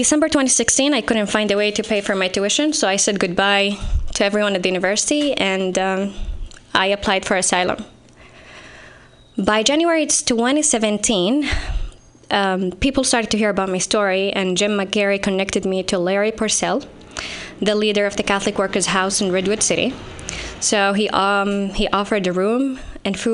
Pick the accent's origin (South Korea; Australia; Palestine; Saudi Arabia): Saudi Arabia; moved away as an adult; now in United States; I'm from Saudi Arabia